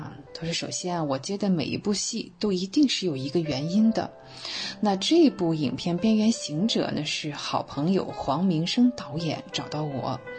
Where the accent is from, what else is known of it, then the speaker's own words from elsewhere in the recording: China; 我希望年轻的一辈永远要记住，而且是很有必要的记住，我们是中国人。